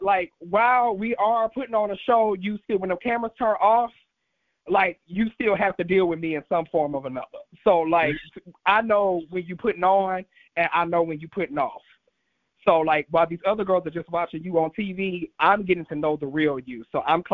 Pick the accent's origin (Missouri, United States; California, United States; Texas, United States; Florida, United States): Missouri, United States; St. Louis; moved away as an adult; also born or lived in Atlanta, Georgia; now in Los Angeles, United States; I'm actually born and raised in St. Louis, Missouri